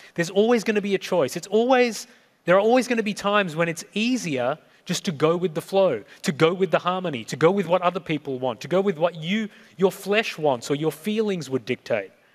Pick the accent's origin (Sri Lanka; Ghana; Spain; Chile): Sri Lanka; I was born in Sri Lanka, so I'm South Asian. ethnically